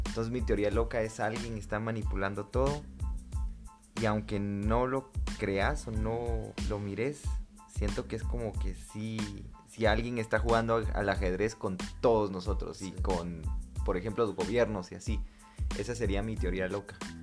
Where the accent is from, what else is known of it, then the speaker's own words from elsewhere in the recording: Guatemala; como buenos guatemaltecos y chapines que somos